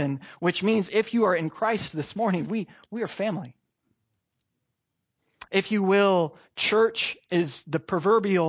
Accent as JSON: {"language": "English", "region": "Oregon", "country": "United States", "tie": "born or raised there", "also_born_or_lived": "Corvallis, Oregon", "lives_now": "Roseburg, United States", "said": "I was born and raised in Oregon"}